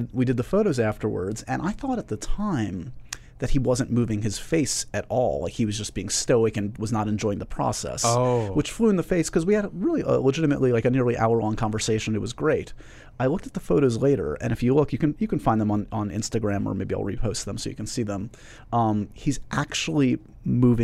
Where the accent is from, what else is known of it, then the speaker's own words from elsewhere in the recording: New York City, New York, United States; I grew up here in New York City where we're taping this.